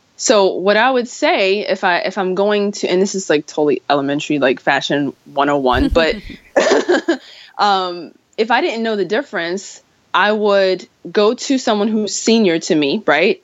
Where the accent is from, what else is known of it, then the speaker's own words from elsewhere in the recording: New York, United States; me being a New Yorker